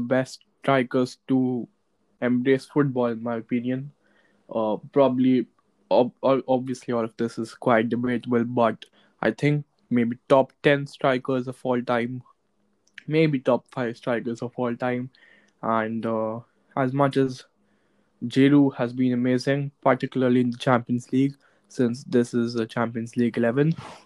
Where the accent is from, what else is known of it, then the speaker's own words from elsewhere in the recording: India; I come from India